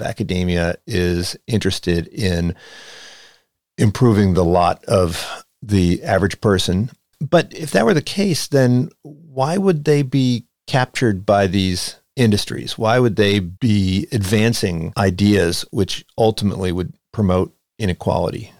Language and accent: English; outside of Philadelphia, Pennsylvania, United States; it's where I grew up outside of Philadelphia